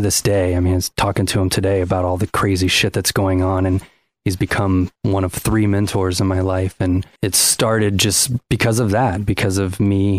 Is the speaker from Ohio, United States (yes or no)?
yes; Ohio, United States; growing up in Ohio.